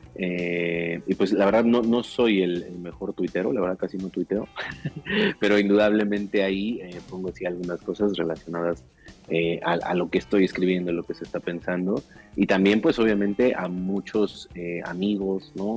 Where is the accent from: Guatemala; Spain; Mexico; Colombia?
Mexico; Mexico City; las afueras, la periferia del, Distrito Federal, que es de donde yo vengo, ¿no? La, el Ajusco, las faldas del Ajusco